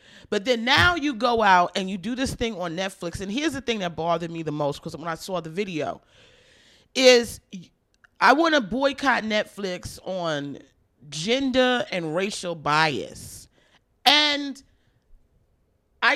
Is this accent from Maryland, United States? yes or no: yes; Baltimore, Maryland, United States; I was born in Baltimore, so I'm like a hometown girl